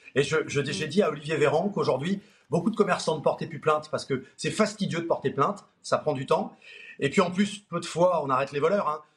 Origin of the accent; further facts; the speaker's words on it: Nord, Hauts-de-France, France; On est du Nord tous les trois